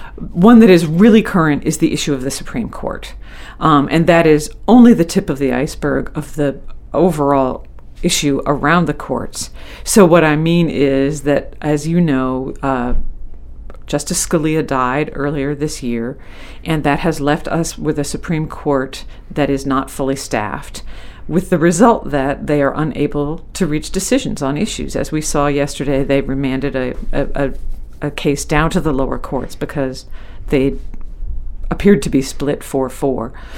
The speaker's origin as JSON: {"language": "English", "town": "Skowhegan", "region": "Maine", "country": "United States", "tie": "born or raised there", "said": "I grew up in the Skowhegan area in in rural central Maine"}